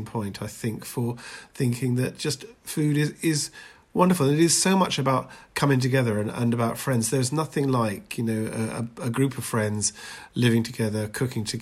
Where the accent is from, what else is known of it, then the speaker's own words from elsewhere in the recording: Edinburgh, Scotland, United Kingdom; moved away as an adult; also born or lived in London; I was born in Edinburgh